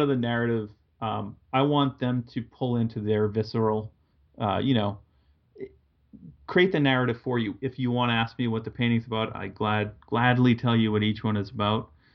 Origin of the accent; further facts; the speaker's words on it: Massachusetts, United States; I grew up in New England. I'm from Massachusetts